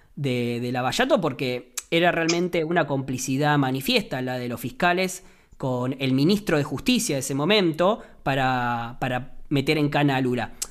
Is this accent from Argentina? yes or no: yes; Argentina; en Argentina